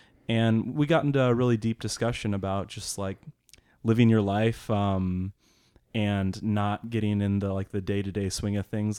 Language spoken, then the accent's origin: English; Papillion, Nebraska, United States; I am from Papillion, Nebraska, and I am a world traveler.